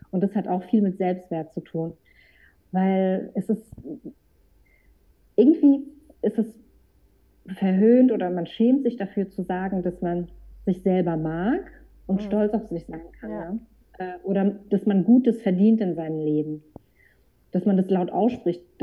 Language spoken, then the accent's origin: German; Frankfurt, Hesse, Germany; ich bin aus Frankfurt